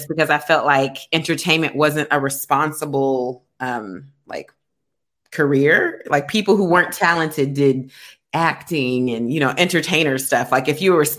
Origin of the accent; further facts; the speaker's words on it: Kentucky, United States; moved away as an adult; also born or lived in Atlanta, Georgia; I'm actually from Kentucky, but I actually moved to Atlanta after college.